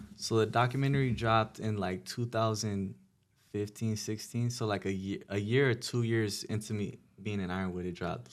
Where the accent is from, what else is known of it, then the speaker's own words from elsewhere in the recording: Pomona, California, United States; I was from Pomona